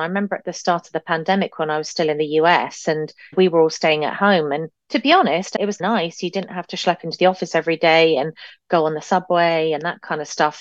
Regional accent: United Kingdom; now in Canada; being British

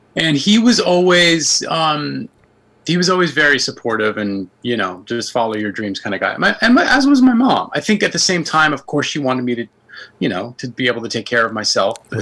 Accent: New York City, New York, United States; I'm from the Bronx originally

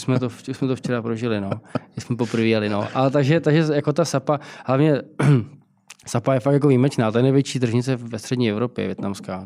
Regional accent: Prague, Czechia; Já jsem vyrůstal na, na Palačáku, nebo na Karláku.

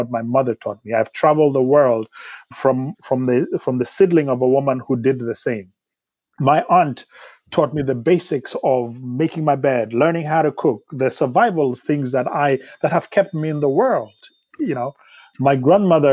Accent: Kenya; moved away as an adult; also born or lived in Nairobi; now in United States; I grew up in Kenya

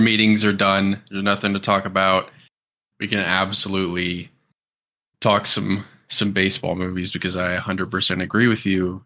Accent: Kansas City, Missouri, United States; We're both from Kansas City

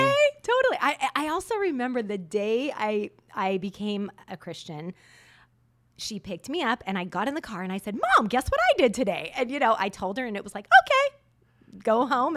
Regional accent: Southern California, United States; moved away as an adult; I was born in a little town in Southern California where once you grew up, your goal was to leave.

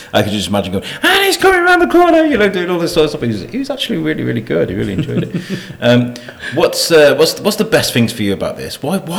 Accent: United Kingdom; But we're British, you know, it's kind of like this is what we do, like British people we started this thing.

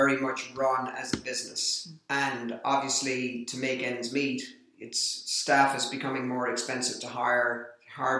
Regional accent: Ireland; being Irish, I have a lot of Irish friends that are involved in the sport

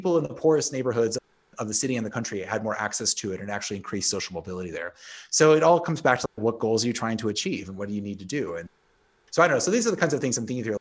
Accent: Illinois, United States; now in Canada; I'm originally from Illinois

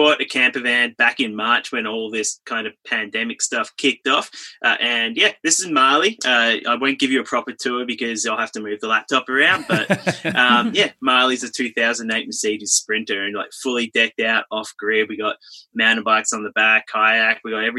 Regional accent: Sydney, New South Wales, Australia; I've been traveling around for about 12 years. I'm from Sydney, Australia, currently living in a van, traveling around Oz, up in Queensland right now in Northern Australia.

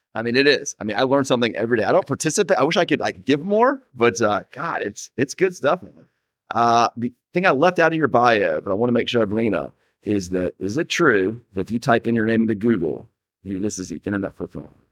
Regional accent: Atlanta, Georgia, United States; I grew up in Atlanta.

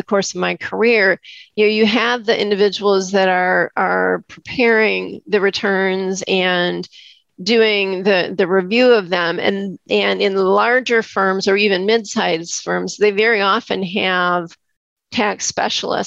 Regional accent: Wisconsin, United States; I'm from Wisconsin

